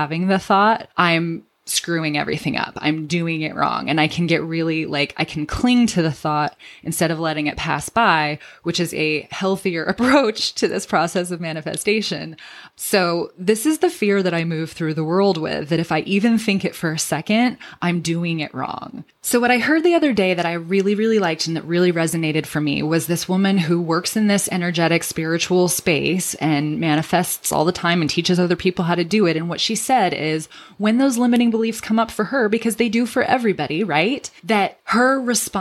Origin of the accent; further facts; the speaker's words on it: Redlands, California, United States; my hometown